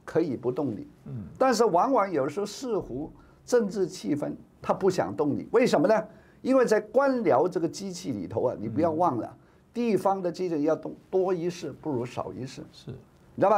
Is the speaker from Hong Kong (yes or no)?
yes; Hong Kong; 我们香港人